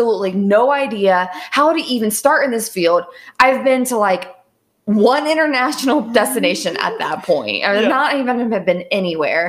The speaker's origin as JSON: {"language": "English", "region": "Southern Ohio", "country": "United States", "tie": "born or raised there", "said": "I grew up in Southern Ohio and in the woods"}